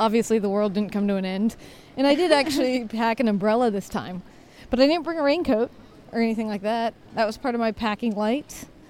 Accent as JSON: {"language": "English", "country": "United States", "said": "because, you know, I'm an American."}